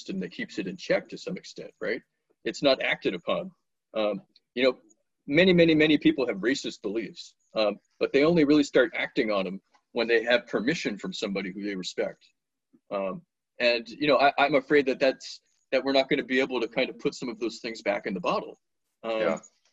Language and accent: English; Washington, District of Columbia, United States; moved away; also born or lived in Atlanta, Georgia; when I was a kid, I was raised in Washington, D.C.